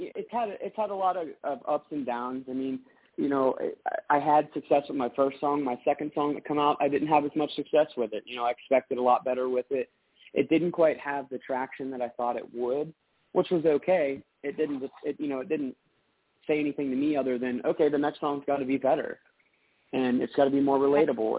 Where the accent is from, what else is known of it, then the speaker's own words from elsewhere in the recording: Pittsburgh, Pennsylvania, United States; also born or lived in Butler, Pennsylvania; I'm from Pittsburgh